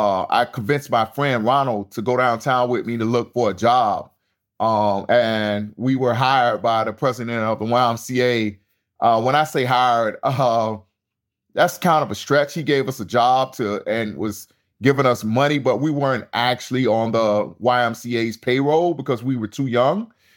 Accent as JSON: {"language": "English", "town": "Tampa", "region": "Florida", "country": "United States", "tie": "born or raised there", "said": "Yeah, growing up in Central Park Village was extremely difficult. It was surrounded by a lot of violence. We didn't have any gangs back then in Tampa."}